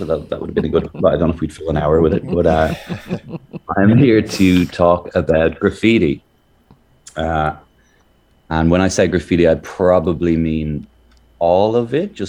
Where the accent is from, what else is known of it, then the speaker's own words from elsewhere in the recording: Ireland; now in Melbourne, Australia; I'm from Ireland